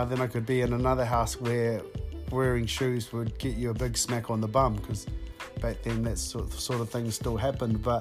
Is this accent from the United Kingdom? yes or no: no; New Plymouth, Taranaki, New Zealand; I grew up born and bred in Taranaki, born at the New Plymouth Base Hospital.